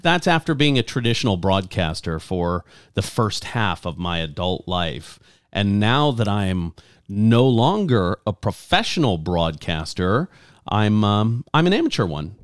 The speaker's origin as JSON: {"language": "English", "region": "Louisiana", "country": "United States", "tie": "born or raised there", "moved": "yes", "said": "I grew up in Louisiana"}